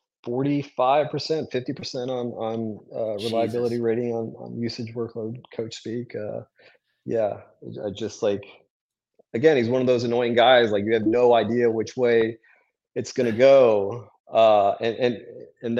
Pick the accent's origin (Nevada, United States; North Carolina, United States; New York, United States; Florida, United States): North Carolina, United States; Durham; also born or lived in France; we moved to North Carolina when I was four